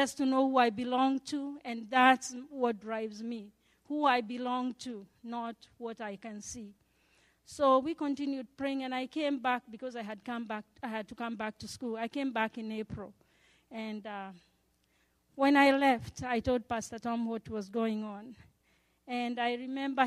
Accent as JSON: {"language": "English", "country": "Kenya", "moved": "yes", "said": "I had to leave school in March and go home to Kenya. My home country is Kenya"}